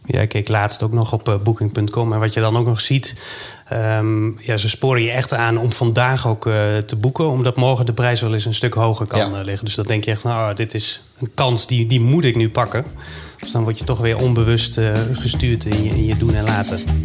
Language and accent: Dutch; Netherlands; we zijn allemaal inwoners van Nederland